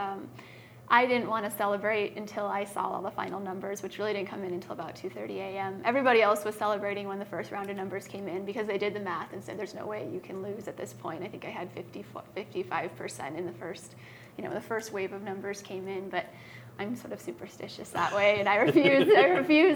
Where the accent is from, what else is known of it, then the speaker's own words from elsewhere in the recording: East Coast, United States; moved away as an adult; also born or lived in Tanzania; now in Helena, United States; growing up on the East Coast